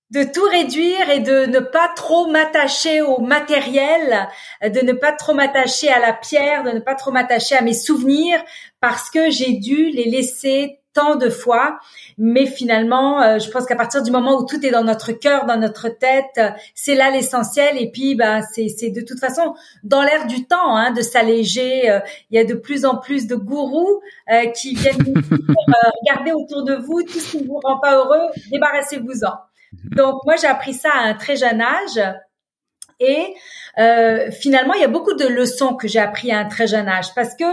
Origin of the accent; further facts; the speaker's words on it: Beirut, Beirut Governorate, Lebanon; Donc, je suis née à Beyrouth. J'ai, comme je vous le mentionnais, grandi dans la guerre civile du Liban. Euh, j'avais 7 ans quand la guerre a commencé. J'en avais 22 quand elle s'est terminée.